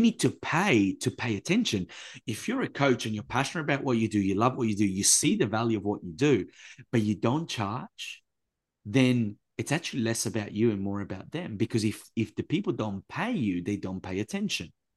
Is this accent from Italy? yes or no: yes; Italy; I was raised in Italy by a grandma who lived through World War Two